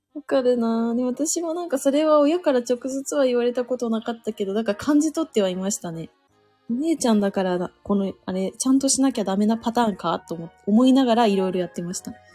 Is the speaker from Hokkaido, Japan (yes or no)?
no; Suzu, Ishikawa, Japan; moved away; 私の、まあ、生まれ故郷が今回一番、一番というか、まあ、ニュースでも話題になってる石川県の能登半島が私の故郷というか、まあ、生まれた場所ですね